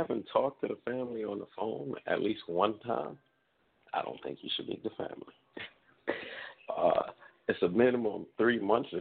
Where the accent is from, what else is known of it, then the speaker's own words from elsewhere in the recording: New York, United States; moved away; Being a New Yorker